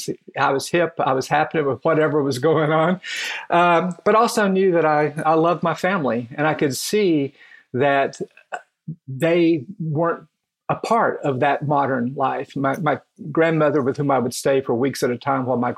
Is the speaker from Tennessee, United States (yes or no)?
yes; Kingsport, Tennessee, United States; moved away; I did grow up in East Tennessee, in Kingsport, part of the Tri-Cities area